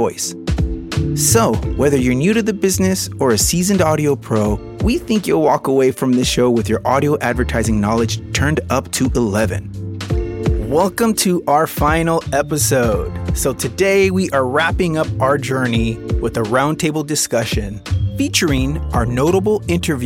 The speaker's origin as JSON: {"language": "English", "region": "West Coast", "country": "United States", "tie": "born or raised there", "said": "I am Mexican-American. I was born here on the West Coast"}